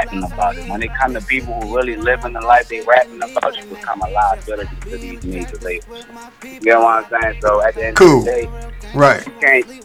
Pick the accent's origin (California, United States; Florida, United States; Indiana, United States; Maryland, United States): Maryland, United States; Baltimore; I'm from Drew Hill Avenue